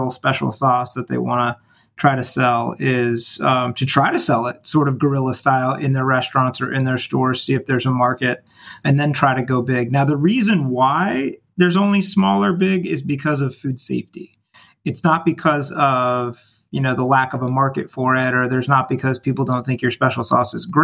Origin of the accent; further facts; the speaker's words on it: California, United States; moved away as an adult; also born or lived in Michigan; now in Chicago, United States; I'm from California, born and raised